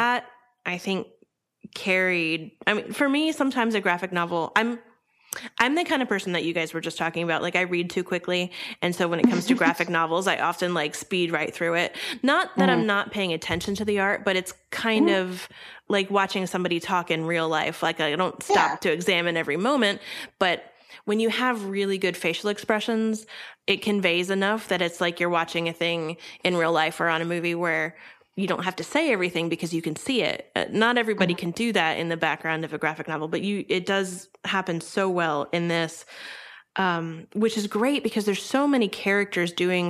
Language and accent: English; Florida, United States; I grew up in Florida